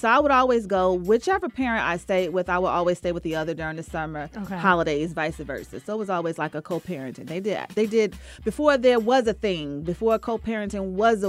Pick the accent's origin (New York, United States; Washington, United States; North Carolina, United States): North Carolina, United States; Henderson; moved away as an adult; also born or lived in New Jersey; now in Atlanta, United States; I am from Henderson, North Carolina.